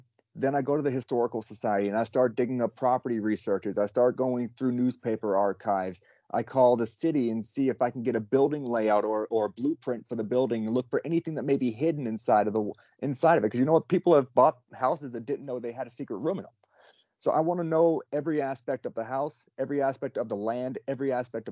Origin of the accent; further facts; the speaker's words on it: Alabama, United States; I'm from Alabama